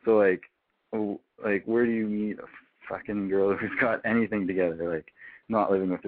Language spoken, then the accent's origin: English; Canada; I'm not from town. I'm from Canada.